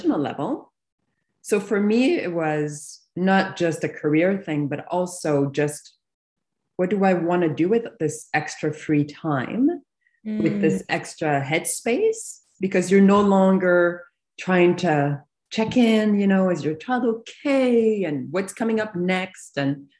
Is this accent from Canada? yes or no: yes; Canada; moved away; I grew up on the East Coast. So my yeah. entire family's in Montreal.